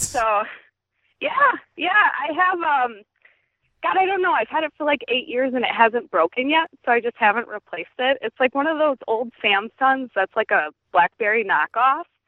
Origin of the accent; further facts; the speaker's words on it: Waukesha County, Wisconsin, United States; I'm in, like, a small town in Waukesha County